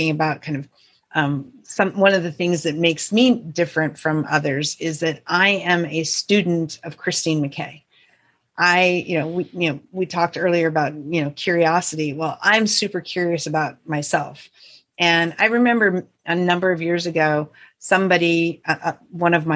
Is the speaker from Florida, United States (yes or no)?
no; north central Montana, United States; the town I grew up in is a small town of about 550 people in north central Montana.